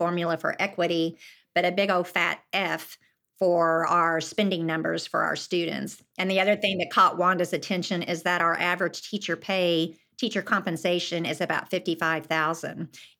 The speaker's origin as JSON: {"language": "English", "town": "Yukon", "region": "Oklahoma", "country": "United States", "tie": "born or raised there", "said": "my claim mm-hmm. to fame is I grew up in Yukon, Oklahoma with …."}